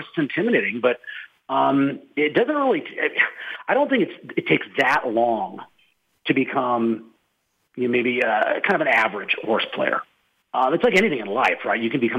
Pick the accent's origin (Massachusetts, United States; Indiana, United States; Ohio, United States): Massachusetts, United States; Boston; born there; also born or lived in Minneapolis; I consider Minneapolis home. I was born in Boston. I spent a lot of time in L.A.